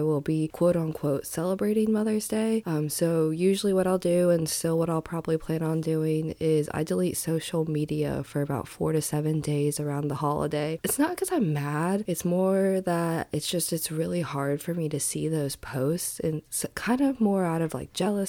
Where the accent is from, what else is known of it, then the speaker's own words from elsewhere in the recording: Indiana, United States; I grew up in Indiana